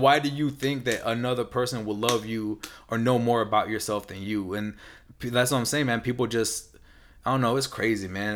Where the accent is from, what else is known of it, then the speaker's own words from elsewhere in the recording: San Antonio, Texas, United States; now in California, United States; I'm from the South